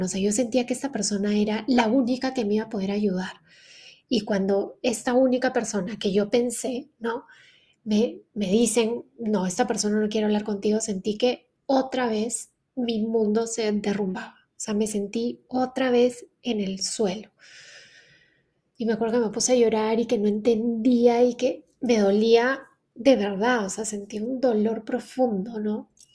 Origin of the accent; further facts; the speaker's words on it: Lima, Peru; moved away as an adult; also born or lived in Canada; quiero volver a Lima, quiero volver a Perú, no, este, no quiero que mis, hijos, que mis hijos crezcan acá, lejos de la familia